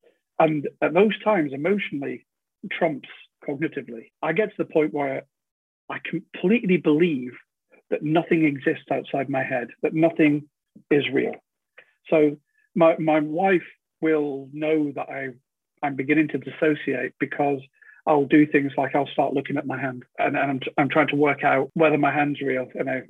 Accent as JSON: {"language": "English", "country": "United Kingdom", "said": "Being British, people don't want to know other people's business."}